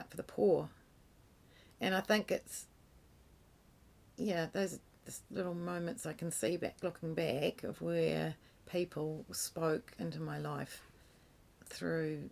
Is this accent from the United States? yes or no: no; New Zealand; moved away as an adult; also born or lived in England; I left New Zealand with a youth group